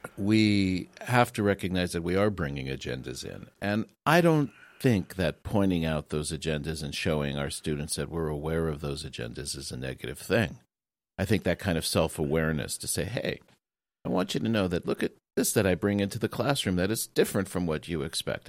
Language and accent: English; United States; now in Japan; as an American, uh, in Japan